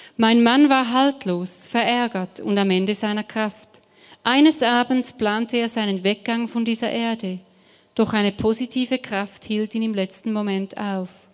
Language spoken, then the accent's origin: German; Switzerland; German is a second language; now in Stuttgart, Germany; ich komme ursprünglich aus der Schweiz